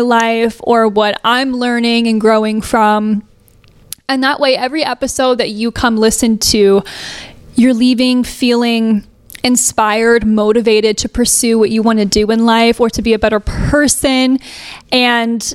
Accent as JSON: {"language": "English", "town": "Fisherville", "region": "Tennessee", "country": "United States", "moved": "yes", "said": "I really didn't come from the industry. I came from Fisherville, Tennessee"}